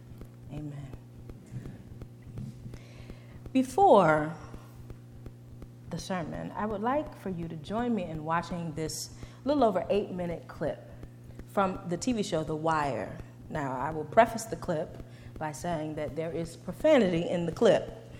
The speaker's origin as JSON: {"language": "English", "town": "Detroit", "region": "Michigan", "country": "United States", "also_born_or_lived": "central Pennsylvania", "moved": "yes", "lives_now": "Pennsylvania, United States", "said": "I am from Detroit originally, but came here from central Pennsylvania, where I am a student at Lancaster Theological Seminary"}